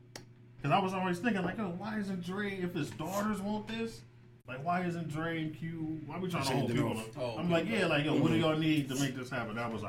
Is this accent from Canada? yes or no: no; Cleveland Heights, Ohio, United States; I'm from Cleveland Heights.